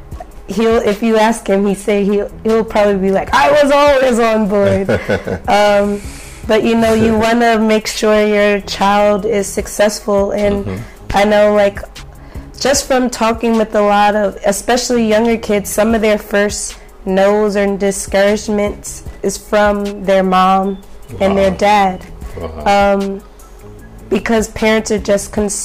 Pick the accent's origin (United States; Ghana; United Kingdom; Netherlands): United States; accent: American; I have a Yoruba name, so growing up in America, it wasn't always cool